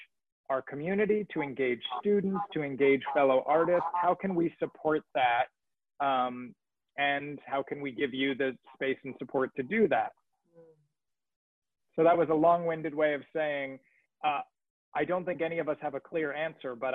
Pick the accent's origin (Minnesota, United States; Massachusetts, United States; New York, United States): New York, United States; moved away; I'm from New York